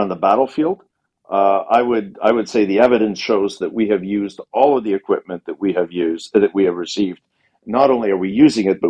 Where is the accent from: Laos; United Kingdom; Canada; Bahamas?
Canada; moved away as an adult; also born or lived in Ukraine; now in Kyiv, Ukraine; we in Canada and North America and parts of Europe